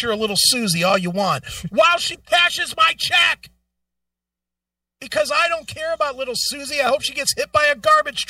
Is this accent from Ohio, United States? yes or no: yes; Ohio, United States; I'm from Ohio.